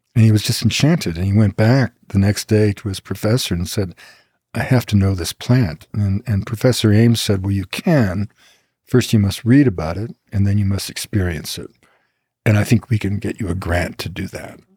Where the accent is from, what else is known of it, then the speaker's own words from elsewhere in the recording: Quebec, Canada; I grew up in Quebec at the time of what we call the two solitudes